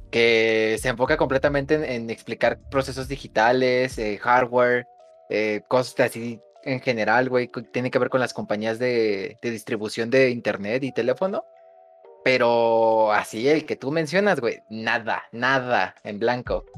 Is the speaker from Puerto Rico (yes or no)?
no; central Mexico, Mexico; yo soy de México, eh, más precisamente del centro de México